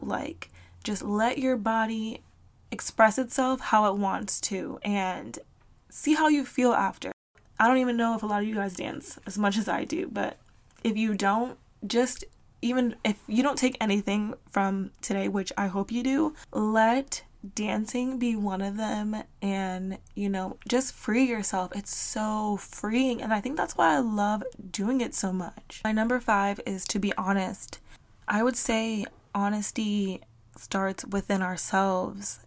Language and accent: English; South Florida, United States; moved away; I am from South Florida and in Miami, you don't talk to people